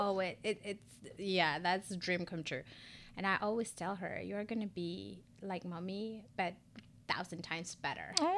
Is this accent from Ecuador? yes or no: yes; Ecuador; English is a second language; moved away as an adult; also born or lived in San Diego, California; now in Charlotte, United States; born and raised Ecuadorian. I moved to the U S, um, about fifteen years ago